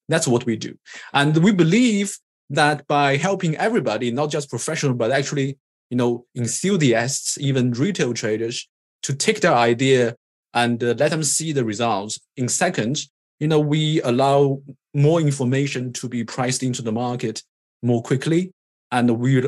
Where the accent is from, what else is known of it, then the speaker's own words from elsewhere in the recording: China; moved away as an adult; also born or lived in Cambridge, England; born in China. I'm Chinese. Did my undergrad in electrical engineering and computer science in China